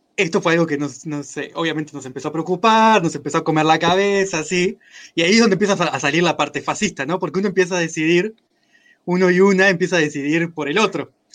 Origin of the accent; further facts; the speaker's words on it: Mexico; soy mexicano